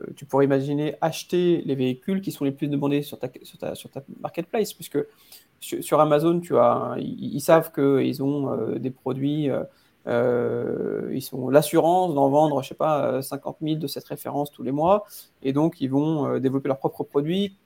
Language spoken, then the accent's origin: French; Paris, Île-de-France, France; en tant que Parisien